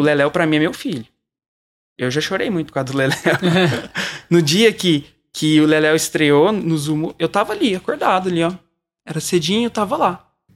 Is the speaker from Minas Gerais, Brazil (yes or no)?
yes; Uberlândia, Minas Gerais, Brazil; Eu sou de Uberlândia, eu vim pra, pra São Paulo